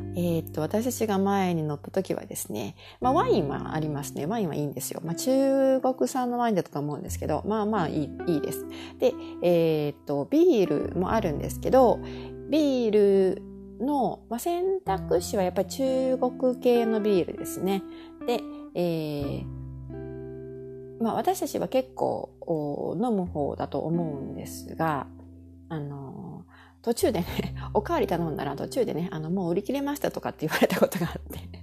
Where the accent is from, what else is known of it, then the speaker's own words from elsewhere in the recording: Kansai, Japan; moved away as an adult; now in Montreal, Canada; 私の実家はですね、日本のお家は関西にある